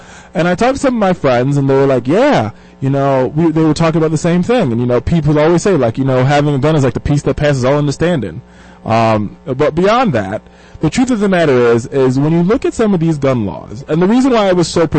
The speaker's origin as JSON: {"language": "English", "country": "Jamaica", "said": "And my father, if folks don't know, I'm Jamaican. My father's uber Jamaican."}